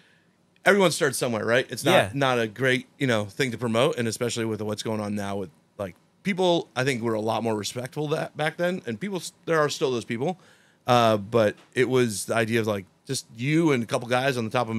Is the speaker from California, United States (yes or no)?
yes; San Francisco, California, United States; also born or lived in Poland / Turkey; So I was born in Poland, but I came to the States when I was a baby, and I'm half Polish, half Turkish, and grew up in San Francisco in the Bay Area